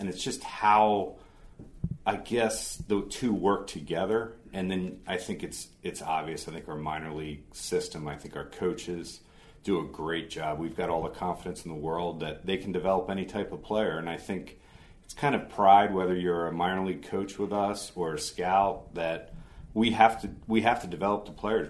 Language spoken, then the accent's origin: English; right outside of Philadelphia, Pennsylvania, United States; I grew up right outside of Philadelphia